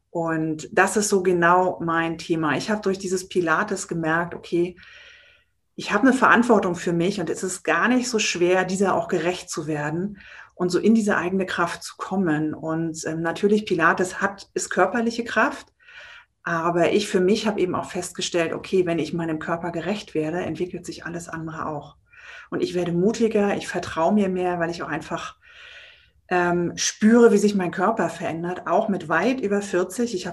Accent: Baltic coast, Germany; now in Berlin, Germany; Und ich bin eigentlich ein Kind der Küste von der Ostsee oben und wohne schon sehr lange in Berlin und werde das aber auch demnächst ändern.

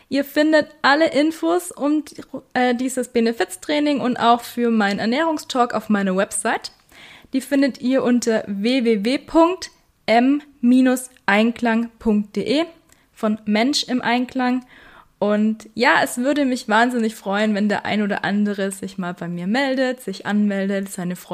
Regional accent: Weißenhorn, Bavaria, Germany; Ich komme aus Weißenhorn, darum wird es ans Weißenhorner Tierheim gehen.

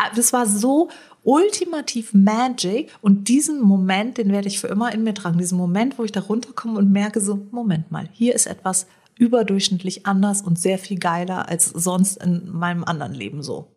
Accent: Rödelheim, Hesse, Germany; bei uns in Rödelheim

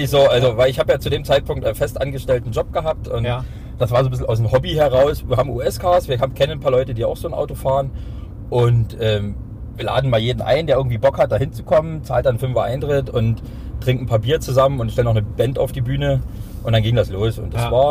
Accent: Hoyerswerda, Saxony, Germany; now in Dresden, Germany; Ich bin ja 99 aus Feuerswerda nach Dresden gezogen

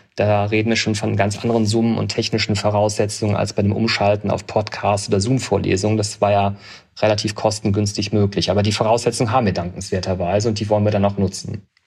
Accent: Aachen, North Rhine-Westphalia, Germany; moved away as an adult; also born or lived in Bonn; now in Augsburg, Germany; Ich bin in Aachen geboren und habe dann die nächste Universität genommen. Das war Bonn und bin aber nach vier Semestern gewechselt, weil ich noch zu nah an zu Hause war

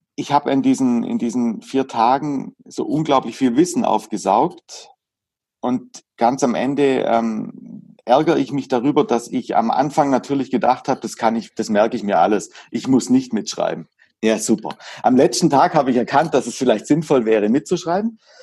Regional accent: Hagnau am Bodensee, Baden-Württemberg, Germany; Ich komme aus Hagenau. Hagenau, das Saint-Tropez Süddeutschlands.

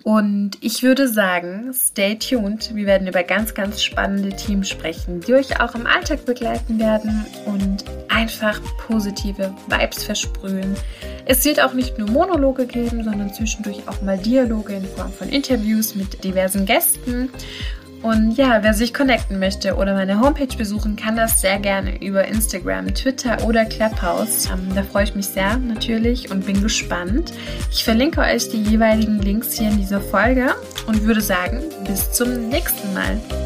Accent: Karlsruhe, Baden-Württemberg, Germany; also born or lived in Pforzheim; Ich bin geboren in Pforzheim, aufgewachsen und groß geworden bin ich in Karlsruhe.

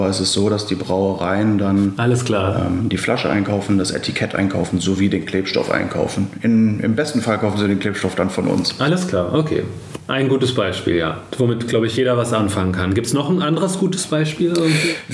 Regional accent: Essen, North Rhine-Westphalia, Germany; now in Düsseldorf, Germany; ich bin 26 Jahre alt, gebürtiger Ruhrgebietler aus Essen, auch hier, wo das Unternehmen ähm, einen Standpunkt hat oder das die, die Zentrale ist, wohne mittlerweile in Düsseldorf

